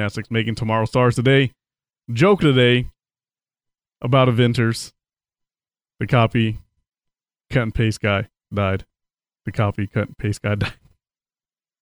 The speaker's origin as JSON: {"language": "English", "area": "near Taft", "region": "Texas", "country": "United States", "tie": "born or raised there", "moved": "yes", "said": "it's about 7 miles away from my hometown"}